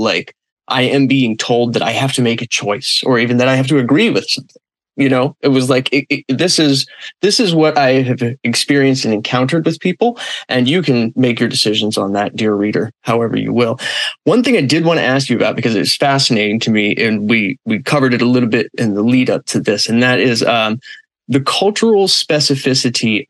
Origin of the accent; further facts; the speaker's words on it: Los Angeles, California, United States; now in Florida, United States; I'm originally from Los Angeles, even if I live in Florida now.